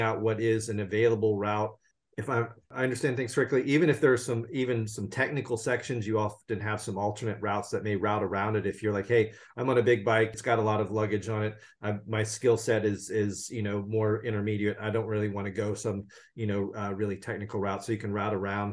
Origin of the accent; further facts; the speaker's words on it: California, United States; my home state of California